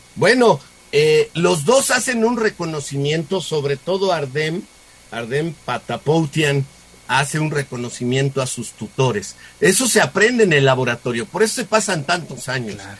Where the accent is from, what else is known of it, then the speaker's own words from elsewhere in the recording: Mexico; somos los mexicanos